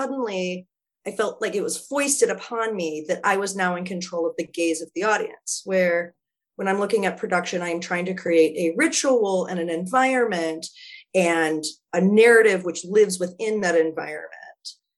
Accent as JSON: {"language": "English", "region": "Wisconsin", "country": "United States", "moved": "yes", "lives_now": "Philadelphia, United States", "said": "I am a lesbian from Wisconsin"}